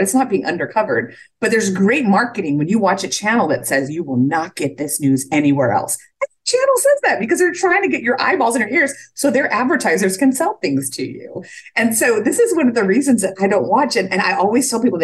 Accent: South Texas, United States; moved away; I'm from South Texas, 15 miles from the Mexican border. So the conversation around migrants at the border is very real. I was there 3 weeks ago, went across the border for lunch with family members. We go back and forth all the time. So being raised on the border

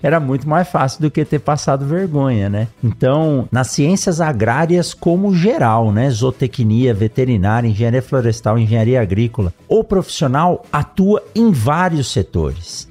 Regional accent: São Paulo, Brazil; eu nasci em São Paulo

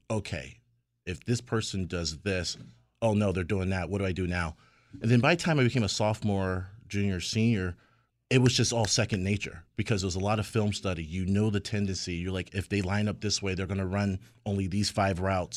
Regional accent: Hartford, Connecticut, United States; a kid growing up in Hartford at the time with two parents who only had their high school education

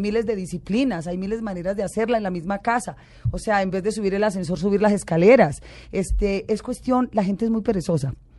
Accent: Colombia; yo soy colombiana

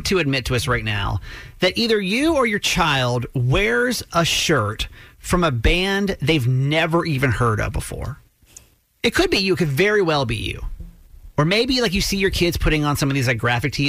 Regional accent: Atlanta, Georgia, United States; I grew up in Atlanta

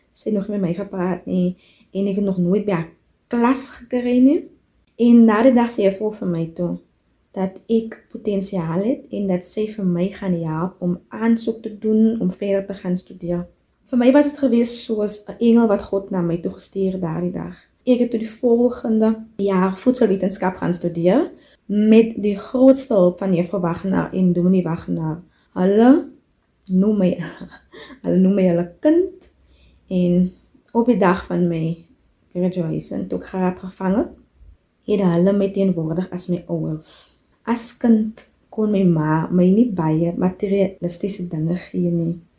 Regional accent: De Doorns, Western Cape, South Africa; moved away as an adult; now in South Korea; Ek het grootgeword op Buffelskerwes, 'n plaas in die Boervallei in die Dorings

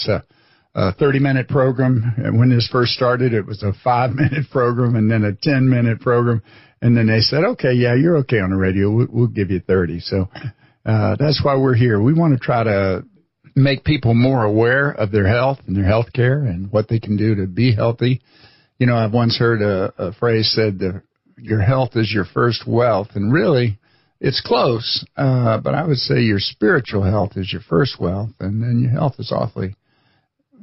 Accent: Florida, United States; moved away as an adult; also born or lived in Chicago; I was a Florida boy that thought it'd be interesting to go to Chicago

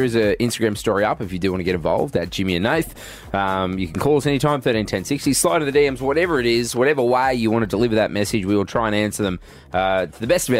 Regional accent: Goondiwindi, Queensland, Australia; moved away; I grew up in Gundawindi. Mm. It's a border of Queensland, New South Wales.

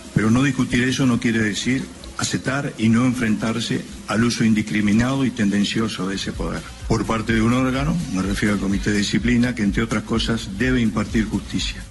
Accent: Uruguay; nuestro sentir como uruguayos

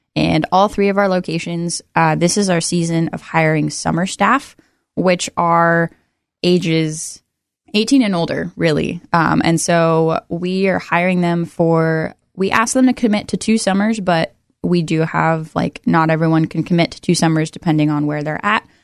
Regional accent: Everett, Washington, United States; now in Oregon, United States; I grew up in Everett, Washington, just north of Seattle

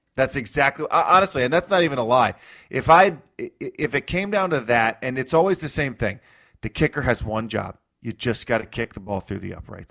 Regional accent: New York, United States; moved away; I grew up in New York in the 90s

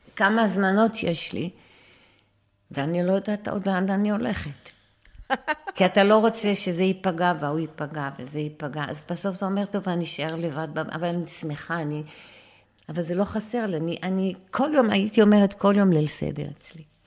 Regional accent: Acre, Northern District, Israel; גרנו ממש על יד הים. תחשבי שהדשא זה הים. בעכו. ממש בעכו.

